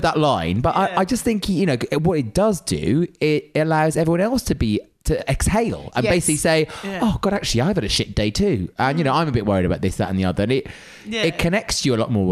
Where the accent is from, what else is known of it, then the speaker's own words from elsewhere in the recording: South Wales, United Kingdom; growing up in South Wales